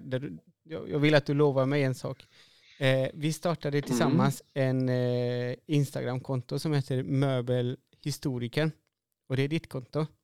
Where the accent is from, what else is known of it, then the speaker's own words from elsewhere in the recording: Chile; moved away as an adult; now in Sweden; jag är från Chile